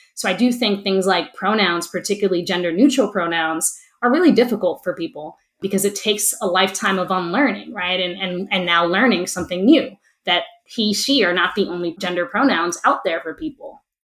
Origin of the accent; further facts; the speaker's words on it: Camden, New Jersey, United States; I was born and raised in Camden